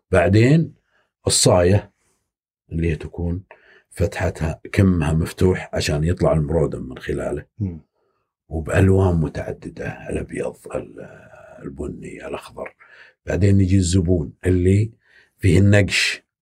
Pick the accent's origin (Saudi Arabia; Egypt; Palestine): Saudi Arabia